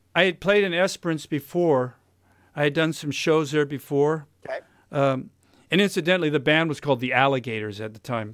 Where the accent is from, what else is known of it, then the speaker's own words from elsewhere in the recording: United States; now in Australia; I'm American